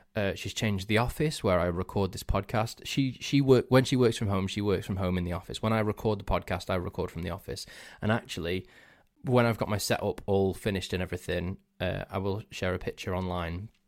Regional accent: Crewe, North West England, United Kingdom; where I'm actually from, instead of near Manchester. So I said, "I'm from Crewe in Cheshire."

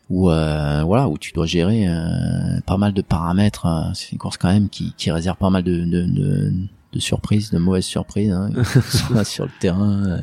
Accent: Lyon, Auvergne-Rhône-Alpes, France; moi je suis lyonnais

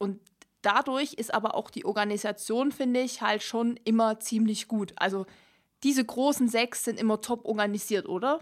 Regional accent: Germany; uns jetzt als ähm, Deutsche

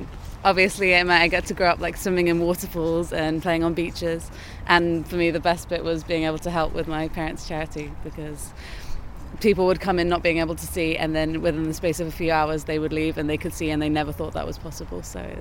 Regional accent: Sri Lanka; now in Cardiff, United Kingdom; I have, because I grew up in Sri Lanka, so we don't really have snow.

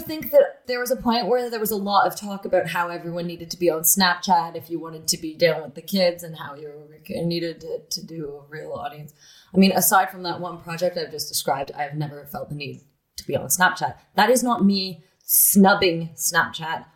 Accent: Toronto, Ontario, Canada; I grew up in Toronto

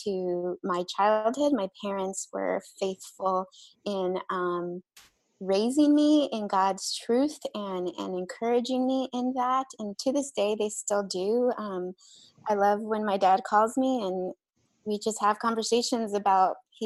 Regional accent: Texas, United States; also born or lived in Mexico; I'm Mexican, and I was born in Mexico, but we grew up in Texas. So that was the pretty much all of my life was there.

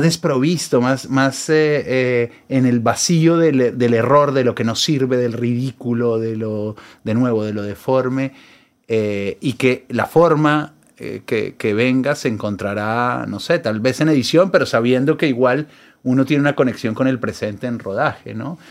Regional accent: Colombia; now in Buenos Aires, Argentina; Yo vivo acá hace, un, hace mucho. Soy un, porteño colombiano

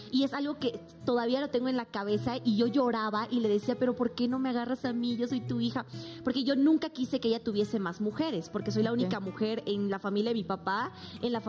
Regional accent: Bolivia; now in Mexico; cuando me vine de Bolivia a México ya no tenía como esa, vamos a llamarlo protección de inmediato que yo pudiese llamar a mis papás

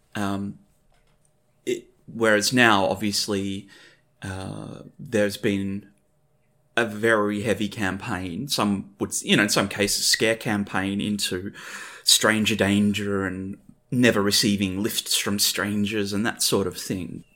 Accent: Wheatbelt, Western Australia, Australia; also born or lived in Perth; me growing up in the Whig Belt of West Australia

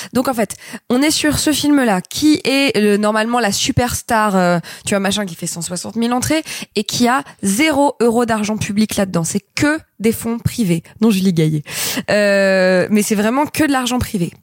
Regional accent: Grenoble, Auvergne-Rhône-Alpes, France; j'ai grandi à Grenoble

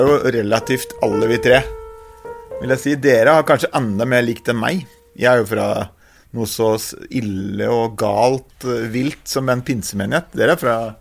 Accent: Østre Toten, Innlandet, Norway; jeg er jo fra Østre Toten, som er ganske sånn uh, eh, gardsbrukbygd

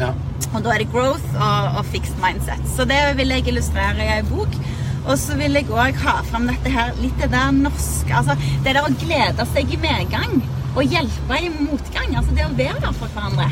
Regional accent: Sandnes, Rogaland, Norway; som bor i Sandnes, der jeg er fra

